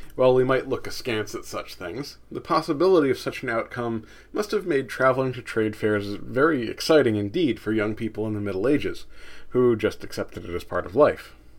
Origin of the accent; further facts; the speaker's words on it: United States; as an American